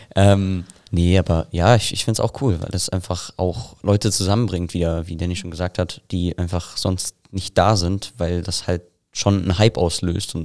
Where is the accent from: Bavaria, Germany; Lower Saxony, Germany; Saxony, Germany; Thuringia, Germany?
Bavaria, Germany; Selb; ich komme aus Selb